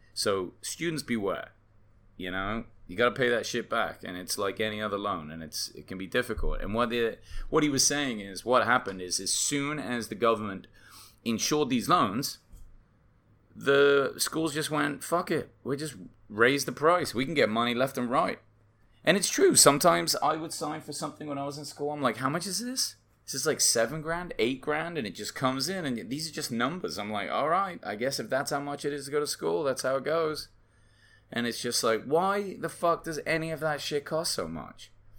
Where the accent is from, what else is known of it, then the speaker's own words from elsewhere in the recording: England, United Kingdom; now in United States; I came from England, I'm always like, why is college tuition so much in the United States.